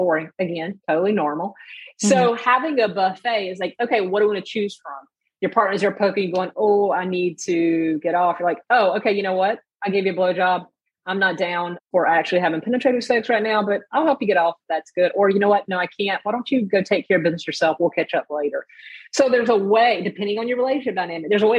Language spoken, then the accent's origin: English; the South, United States; I was raised in the South